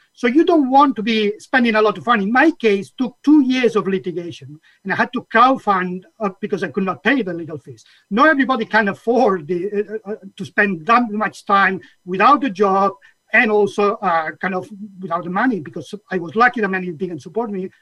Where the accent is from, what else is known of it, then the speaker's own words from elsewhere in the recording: Catalonia, Spain; now in United Kingdom; my whole journey started in Catalonia. I was born in Catalonia, uh, which at the time was in the 60s